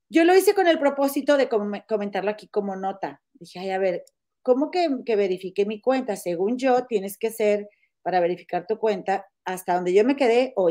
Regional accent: Monterrey, Nuevo León, Mexico; moved away; Comadre, es que yo soy de Monterrey, mira. soy bien coda, comadre.

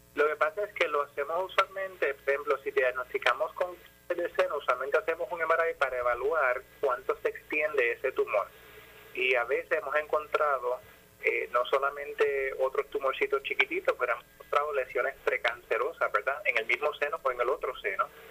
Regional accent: Ponce, Puerto Rico; moved away as an adult; also born or lived in United States; yo soy, yo soy de Ponce, nací en Ponce, viví en Jardines del Caribe

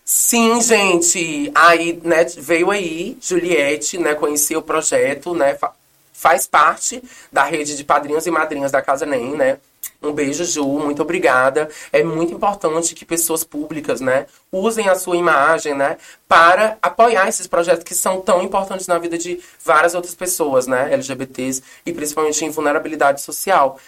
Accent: Aracatiaçu, Ceará, Brazil; moved away; Eu tenho muito orgulho de ser nordestina, cearense

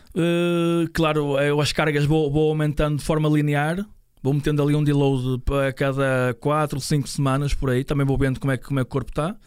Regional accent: São João da Madeira, Aveiro District, Portugal; Eu sou de, de São João da Madeira

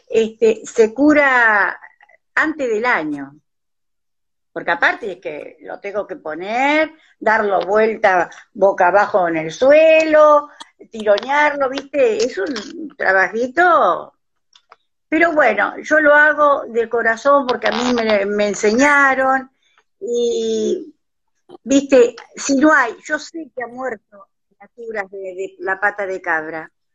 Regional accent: Pedernales, Buenos Aires Province, Argentina; Yo nací y me crié en Pedernales.

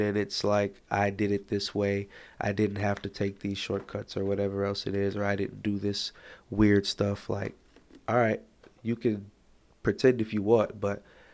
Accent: Chicago, Illinois, United States; I'm from Chicago

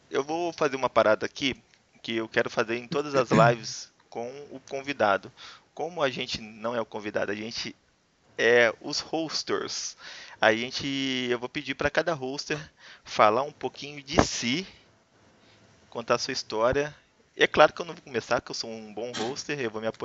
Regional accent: Varginha, Minas Gerais, Brazil; also born or lived in Brasília; now in Juiz de Fora, Brazil; Eu sou aqui de Juiz de Fora. Eu não nasci aqui, eu sou de Varginha.

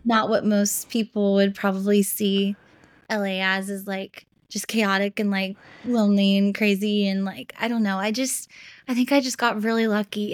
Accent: Memphis, Tennessee, United States; moved away as an adult; now in Los Angeles, United States; growing up in Memphis

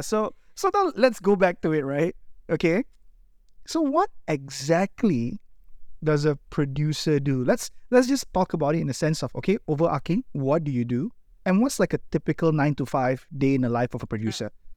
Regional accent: Malaysia; as Malaysian storytellers

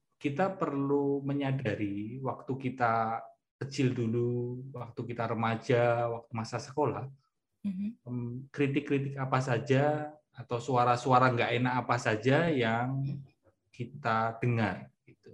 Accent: Java, Indonesia; accent: medok (Javanese)

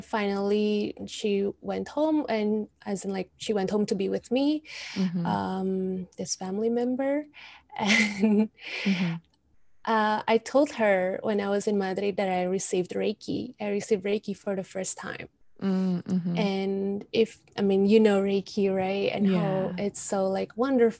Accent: Indonesia; moved away; Indonesia, we're such a superstitious country.

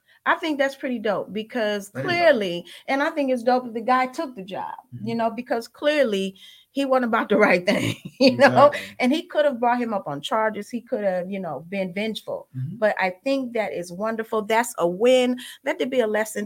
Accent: Midwest, United States; I'm from the Midwest

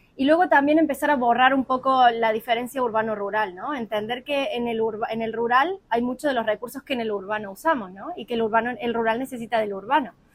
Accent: Córdoba, Argentina; moved away as an adult; now in Málaga, Spain; Nosotros somos Córdoba de la Nueva Andalucía

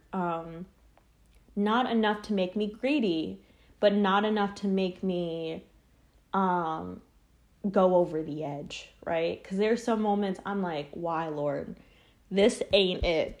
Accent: Charlotte, North Carolina, United States; moved away as an adult; now in New York, United States; I lived pretty, pretty much majority of my life in s, a small town in Charlotte.

